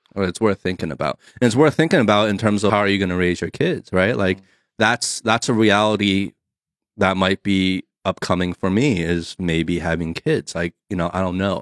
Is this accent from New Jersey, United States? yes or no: yes; New Jersey, United States; moved away; also born or lived in California; me growing up on the East Coast in New Jersey